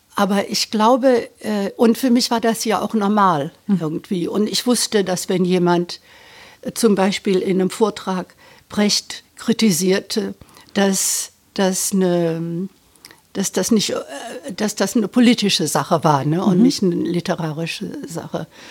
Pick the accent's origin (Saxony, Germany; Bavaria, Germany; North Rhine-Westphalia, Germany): North Rhine-Westphalia, Germany; Düsseldorf; moved away as an adult; also born or lived in Britain; meine Familie und meine Kindheit in Düsseldorf in 50er Jahren